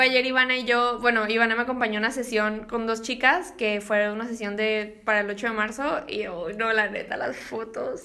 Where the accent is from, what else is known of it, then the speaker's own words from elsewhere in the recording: Mexico; siendo mexicanos